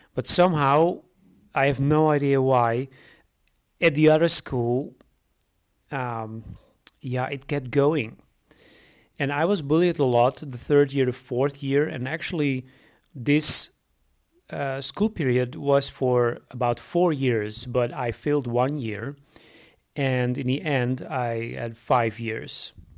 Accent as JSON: {"language": "English", "country": "Netherlands", "moved": "as an adult", "lives_now": "Romania", "said": "I am originally from the Netherlands and I moved to Romania in 2012."}